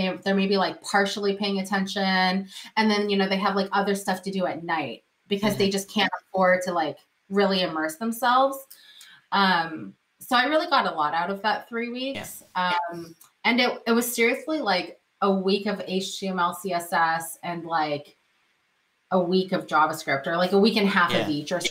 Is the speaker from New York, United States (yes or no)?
no; Silicon Valley, California, United States; I grew up in the Silicon Valley. Now, my elementary school was literally one block away from Apple's first headquarters